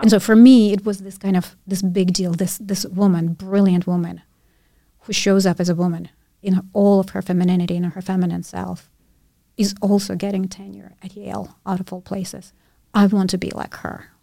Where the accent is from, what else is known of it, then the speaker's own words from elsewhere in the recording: Ukraine; first language Russian; English is a second language; moved away; my first language was Russian. I lived in Ukraine, but my nationality was Jewish